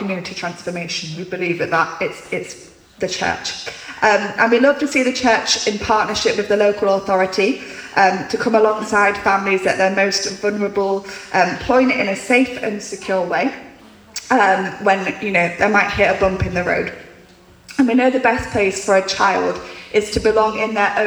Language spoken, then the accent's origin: English; Grimsby, Yorkshire and the Humber, United Kingdom; also born or lived in South Coast; I grew up in Grimsby most of my life.